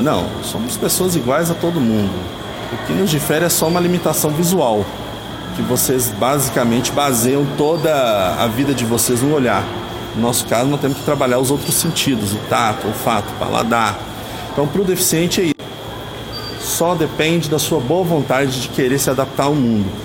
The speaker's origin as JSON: {"language": "Portuguese", "region": "Minas Gerais", "country": "Brazil", "tie": "born or raised there", "also_born_or_lived": "São Paulo", "said": "Nasci em São Paulo, numa época que meus pais foram tentar a sorte por lá. E aos dois anos de idade vim para Minas é, em definitivo"}